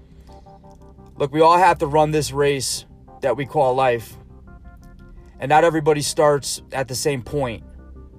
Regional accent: Stratford, Connecticut, United States; grew up in Stratford, Connecticut

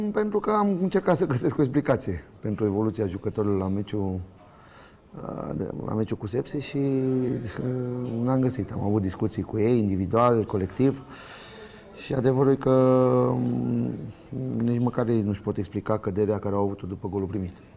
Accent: Romania; moved away as an adult; also born or lived in Spain; sunt român, m-am născut aici

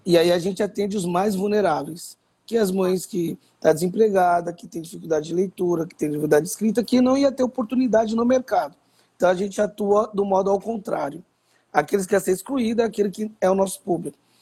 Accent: São Paulo, Brazil; morador da favela da Vila Prudente, favelado da Gema, uma das favelas mais antigas de São Paulo

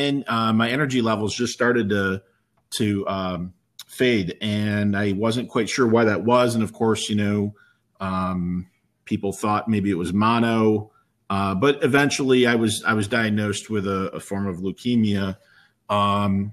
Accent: Heuvelton, New York, United States; growing up in Heuvelton

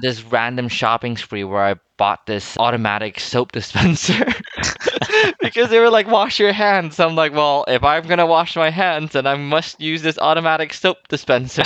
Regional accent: Philippines; also born or lived in Taiwan; now in Canada; growing up in Asia or in Philippines and even to some extent Taiwan

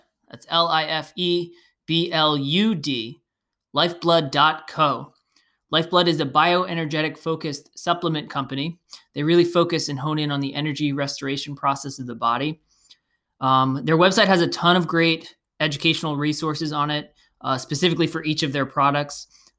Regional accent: New Jersey, United States; Like I've met a lot of New Jersey people cause I'm from Jersey, right?

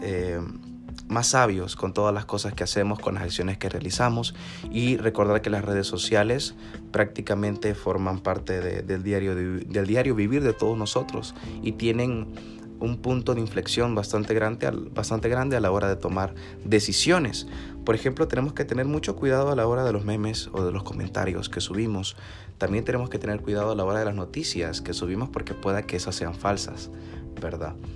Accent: El Salvador; como salvadoreños. Somos fuertes, somos cachimbones

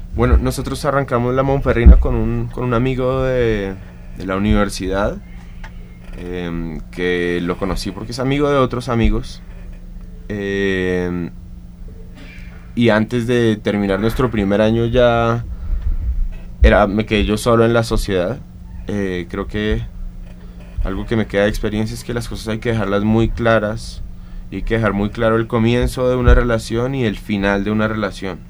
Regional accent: Colombia; moved away; also born or lived in Venezuela / Argentina; yo soy colombiano, soy cocinero.

